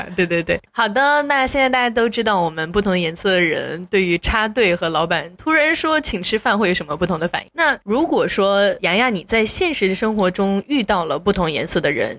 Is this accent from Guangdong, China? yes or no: no; Sichuan, China; 我作为一个四川人很能吃辣